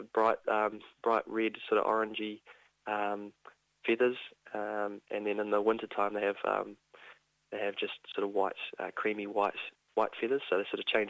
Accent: Invercargill, Southland, New Zealand; I'm from Invercargill

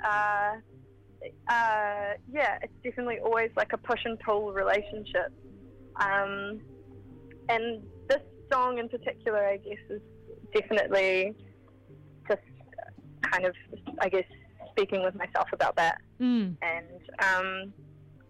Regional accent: Queenstown, Otago, New Zealand; moved away; also born or lived in Wellington; I'm from Queenstown, central Otago.

